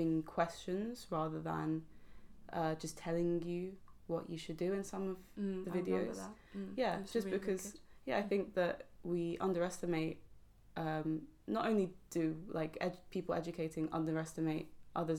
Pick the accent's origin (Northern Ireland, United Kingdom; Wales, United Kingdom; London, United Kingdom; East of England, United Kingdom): London, United Kingdom; I'm from London and half my family are black as well